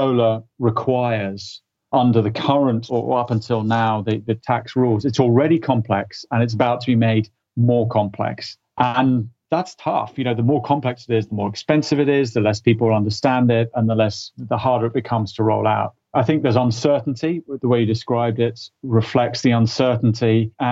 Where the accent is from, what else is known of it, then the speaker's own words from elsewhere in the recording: United Kingdom; being a Brit